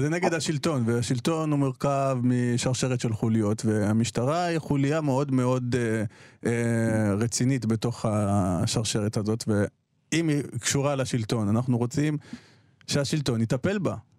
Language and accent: Hebrew; Beersheba, Southern District, Israel; אני נולדתי שם, כאילו, בבירת הנגב אני נולדתי, אה, בבאר שבע